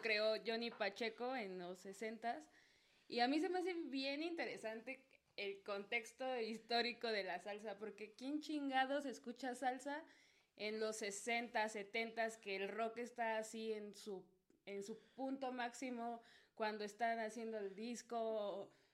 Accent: Mexico City, Mexico; Nací aquí, nací en Azcapo, de hecho. Estoy en mis tierras chintololas.

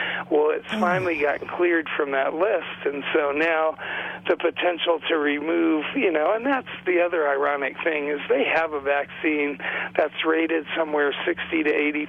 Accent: Great Plains, United States; from a nation that calls itself Tatanko Oyate, and the closest that translates to your language is I come from the Buffalo Nation.

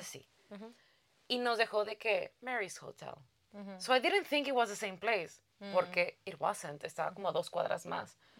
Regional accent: Mexico; moved away; yo vengo de México

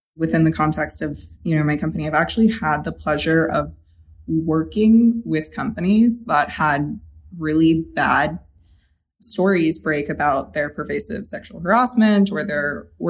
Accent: the South, United States; that's the advantage I gain by growing up in the South

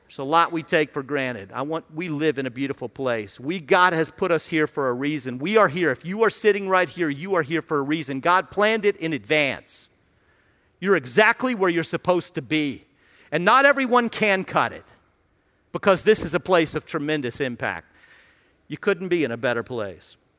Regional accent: Radford, Virginia, United States; moved away as an adult; now in Washington, D.C. area, United States; I grew up in Radford

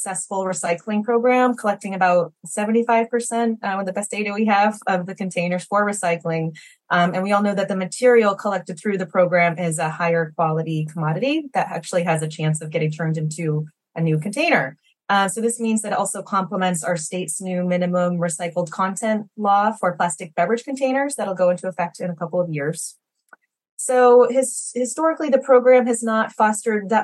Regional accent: Maine, United States; I grew up here in Maine

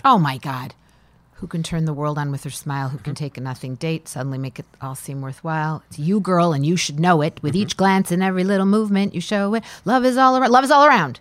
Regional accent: Detroit, Michigan, United States; moved away; also born or lived in Chicago; I was a young girl growing up in Detroit

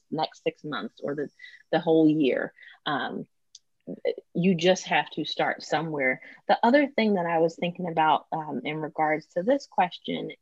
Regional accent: Philadelphia, Pennsylvania, United States; I'm from Philly.

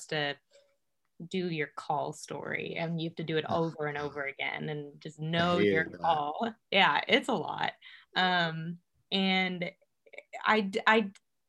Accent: Overland Park, Kansas, United States; also born or lived in Chicago, Illinois; now in Winfield, United States; I wasn't actually born and raised in Kansas City, but in Overland Park, Kansas, a nice suburban area

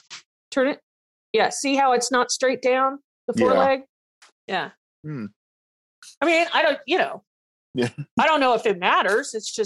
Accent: Georgia, United States; moved away; also born or lived in Louisiana; And I'm from Georgia.

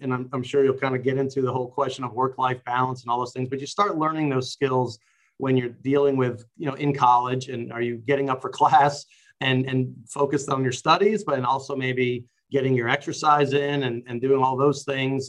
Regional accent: New York City, New York, United States; I grew up in New York City

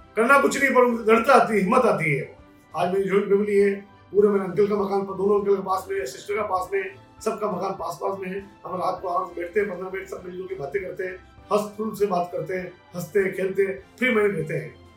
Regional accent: Udaipur, Rajasthan, India; मेरा जन्म उदयपुर में हुआ वायु की गड्डी छोटी जगह हुआ हम गली गली घूमते फिरते थे दोस्तों के साथ

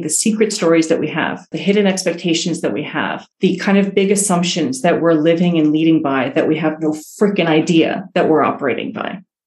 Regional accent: New York City, New York, United States; moved away as an adult; also born or lived in Iran / Italy / Western Massachusetts; moved to to New York City, which is where I grew up, and in Queens, New York

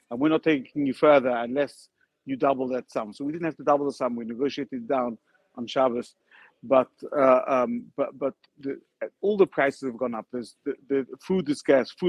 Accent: Ukraine; I, my parents, I'm from Ukraine. My grandparents from Ukraine. I came to help these kids.

